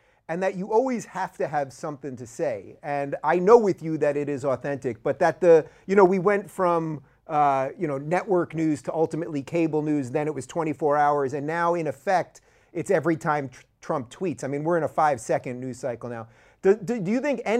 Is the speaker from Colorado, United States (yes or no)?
no; New York City, New York, United States; I was born in Brooklyn.